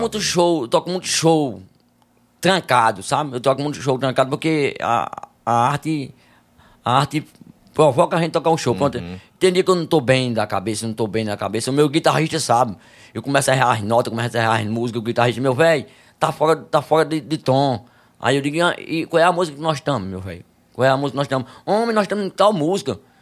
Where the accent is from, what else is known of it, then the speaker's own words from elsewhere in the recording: Campo Grande, Rio Grande do Norte, Brazil; sou de Campo Grande, Rio Grande do Norte.